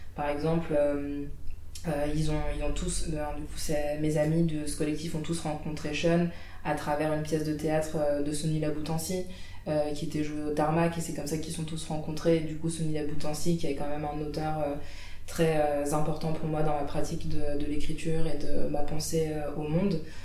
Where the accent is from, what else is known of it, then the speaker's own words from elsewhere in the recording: Île-de-France, France; moved away as an adult; now in Saint-Étienne, France; j'ai grandi en Île-de-France, euh, toute ma vie